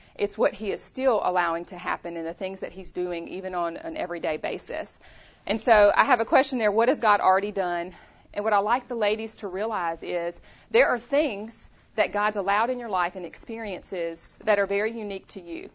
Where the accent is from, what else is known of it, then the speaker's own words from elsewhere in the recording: Louisiana, United States; moved away as an adult; also born or lived in Chattanooga, Tennessee; now in Tennessee, United States; we're both from Louisiana. So born and raised in Louisiana.